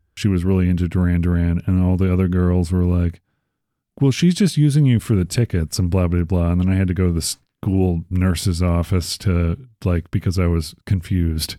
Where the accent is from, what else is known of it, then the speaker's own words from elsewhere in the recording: Chicago, Illinois, United States; moved away; also born or lived in Arizona; I'm from Chicago